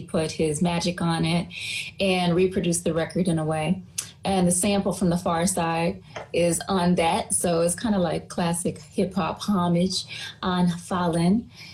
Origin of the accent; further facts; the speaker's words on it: Maryland, United States; my hometown, Maryland, state of Maryland